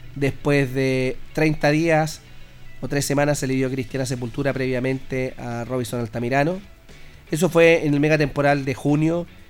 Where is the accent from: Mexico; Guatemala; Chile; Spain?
Chile; Linares, Maule; somos especiales los chilenos, los linarenses